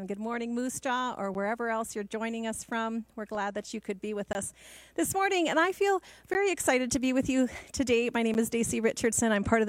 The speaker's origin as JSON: {"language": "English", "country": "Guatemala", "tie": "born or raised there", "said": "And many of you know that I grew up in Guatemala. My parents had moved there to work with training leaders in churches."}